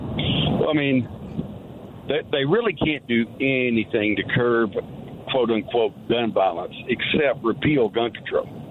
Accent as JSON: {"language": "English", "region": "Kentucky", "country": "United States", "tie": "born or raised there", "said": "my home state of Kentucky"}